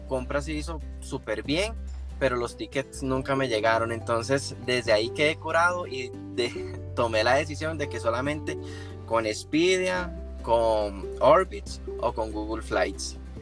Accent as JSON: {"language": "Spanish", "town": "Tres Ríos", "region": "Cartago", "country": "Costa Rica", "said": "yo soy de la zona de Cartago, este, exactamente de Tres Ríos"}